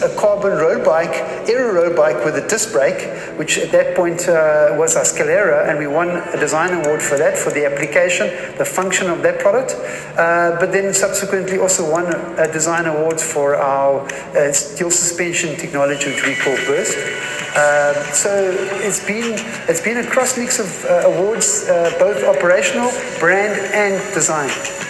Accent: South Africa; moved away as an adult; now in Germany; I'm a South African, ex-South African, which we relocated to Germany in 2010. And so hence the South African heritage.

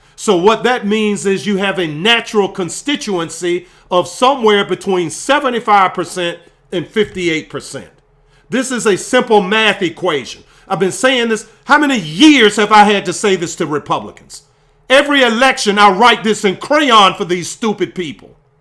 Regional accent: Virginia, United States; my home state of Virginia

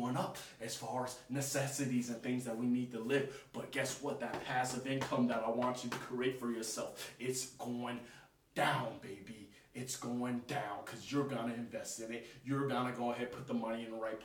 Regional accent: United States; Us as American people

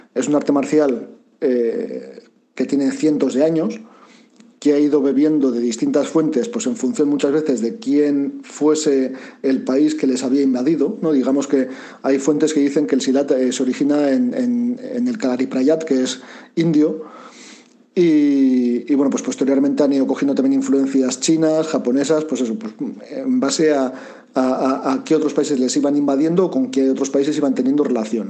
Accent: Basauri, Basque Country, Spain; yo soy un chavalito de Basauri

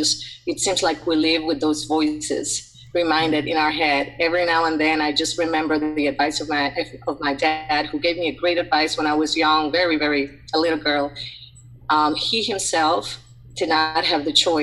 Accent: Puerto Rico; moved away as an adult; also born or lived in Atlanta; I'm originally from Puerto Rico, born and raised in a coastal town

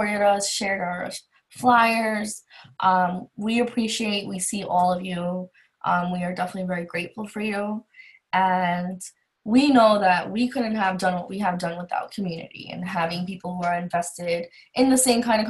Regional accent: New York City, New York, United States; we're both from Queens, New York

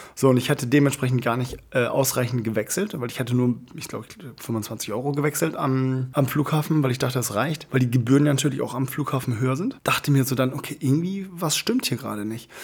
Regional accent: Germany; ich komme aus ähm, Deutschland

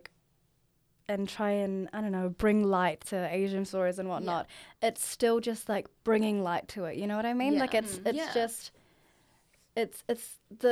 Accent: Auckland, New Zealand; growing up in Auckland

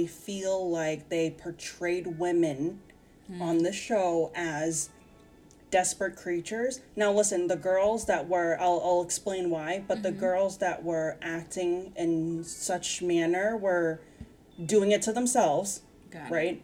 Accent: United States; as an American

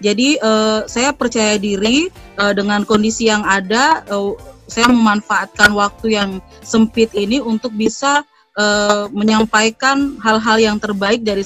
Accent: Papua, Indonesia; saya menggunakan bahasa yang mudah mereka pahami karena kami di Papua kan dengan dialek dialek kami

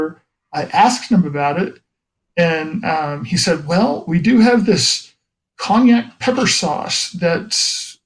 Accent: the South, United States; I'm a Southerner who's not a Southerner

